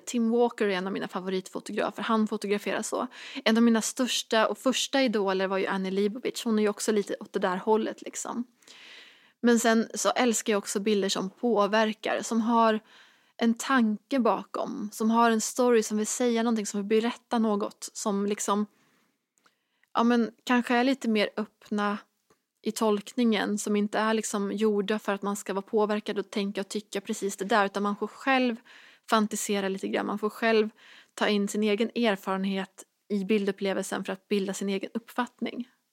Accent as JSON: {"language": "Swedish", "area": "Dalsland", "region": "Västra Götaland", "country": "Sweden", "tie": "born or raised there", "moved": "yes", "said": "hemma i den här lilla hålan i Dalsland där jag växte upp"}